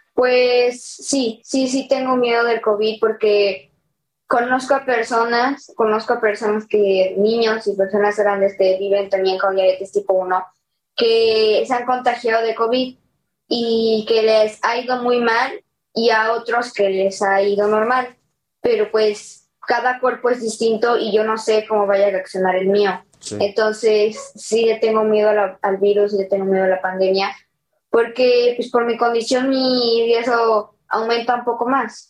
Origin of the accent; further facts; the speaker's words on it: Xalapa, Veracruz, Mexico; de Jalapa, Veracruz.